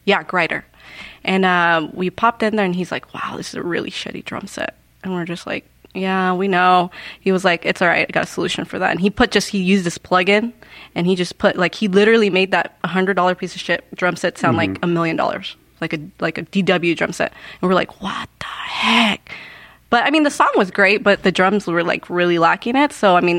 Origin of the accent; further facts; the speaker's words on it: California, United States; now in Yuma, United States; I came from Cali. Moved over to Yuma because I was doing really bad over there.